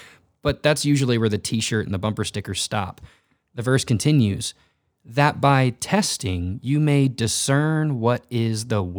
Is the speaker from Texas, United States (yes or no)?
yes; Texas, United States; And I grew up in North Texas, and I was a part of a church that I absolutely love the pastor and his family